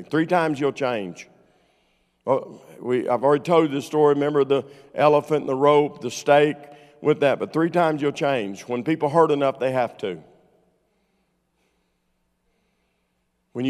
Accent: Arkansas, United States; I'm from Arkansas

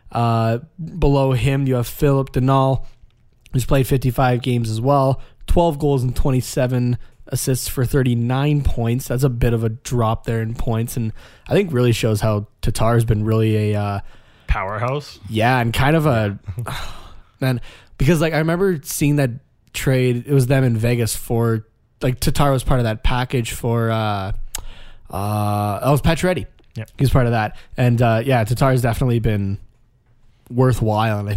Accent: Canada; I'm, I'm Canadian. Yeah. I'm not French Canadian, but I'm Canadian.

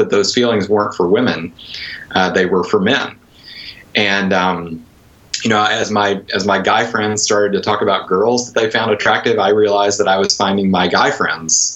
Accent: Conway, Arkansas, United States; moved away as an adult; also born or lived in Wheaton, Illinois / Durham, England; I grew up near Little Rock in a place called Conway

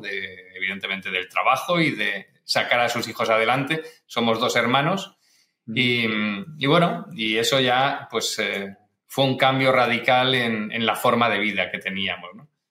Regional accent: Barcelona, Catalonia, Spain; also born or lived in Galicia; yo nací en Galicia, pero ya siendo muy pequeñito, ya tenía menos de un año cuando mis padres emigraron y, fueron para Barcelona

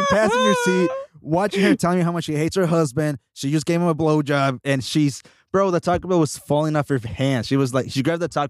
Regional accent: Mexico; now in United States; I'm from Mexico

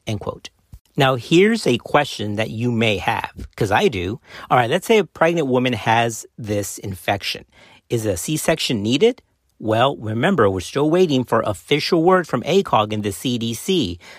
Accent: South Texas, United States; I'm from South Texas

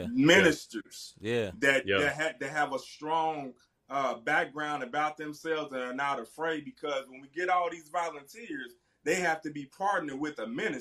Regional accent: Centralia, Illinois, United States; Illinois, my hometown.

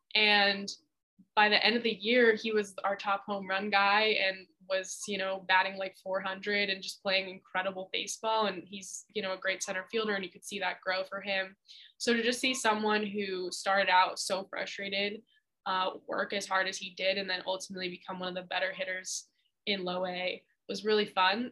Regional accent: Vermont, United States; moved away as an adult; University of Vermont women's basketball job opened up.

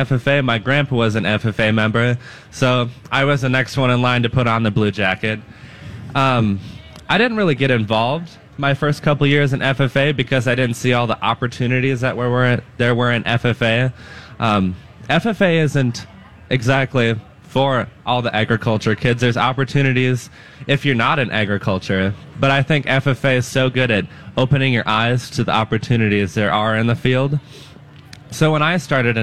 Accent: Dunnell, Minnesota, United States; my hometown

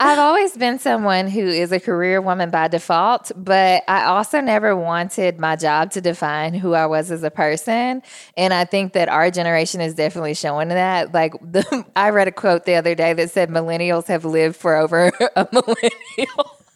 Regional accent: Jackson, Tennessee, United States; moved away as an adult; also born or lived in Memphis, Tennessee; now in Nashville, United States; I grew up in Jackson, Tennessee, which is the only city between here and Memphis

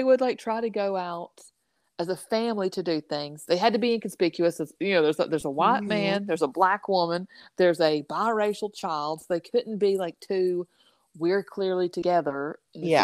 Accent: the South, United States; born and raised in the South

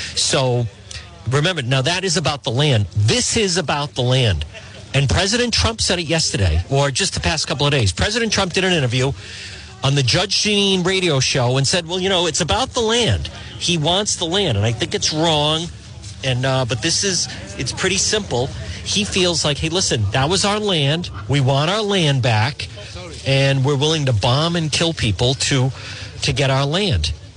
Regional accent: United States; I'm an American. I am.

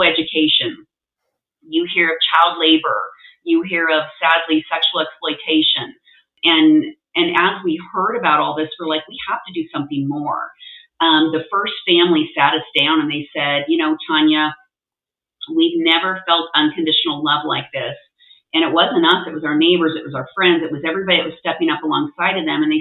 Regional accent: Nebraska, United States; moved away as an adult; now in Utah, United States; I'm not from Utah. I'm from Nebraska, of all places. And so we moved with my husband kind of all over the U.S., landed in Utah.

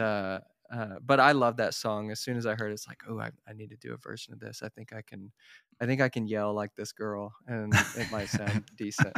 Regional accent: Tulsa, Oklahoma, United States; moved away; I'm from Tulsa, Oklahoma originally

